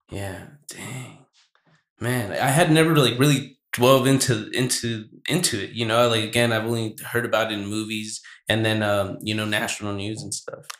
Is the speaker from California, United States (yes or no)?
yes; Santa Barbara, California, United States; I was born in Santa Barbara